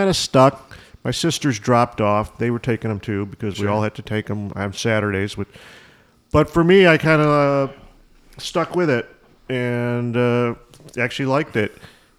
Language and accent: English; Skokie, Illinois, United States; I grew up in Skokie, but I went to jazz school in Evanston because Evanston's a jazzy place.